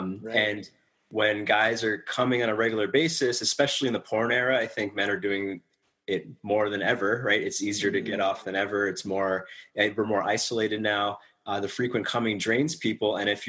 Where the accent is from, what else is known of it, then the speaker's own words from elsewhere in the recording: New York, United States; In New York.